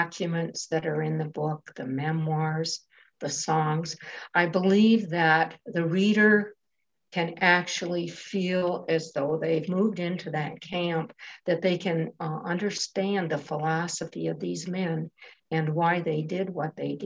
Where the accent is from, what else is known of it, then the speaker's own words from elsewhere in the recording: Germfask, Michigan, United States; I'm from Germfask